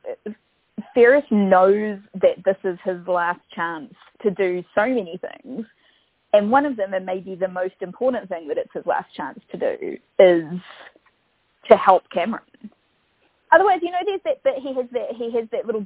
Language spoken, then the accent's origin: English; Upper Hutt, Wellington, New Zealand; I grew up in Upper Hutt